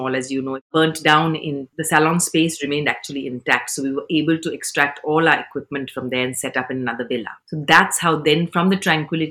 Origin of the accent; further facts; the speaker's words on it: Pune, Maharashtra, India; moved away as an adult; also born or lived in London; now in Dubai, United Arab Emirates; I'm Indian, born and brought up in Pune